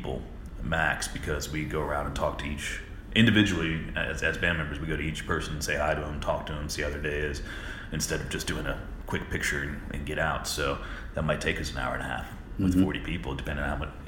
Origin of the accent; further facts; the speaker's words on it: Florida, United States; I'm from Florida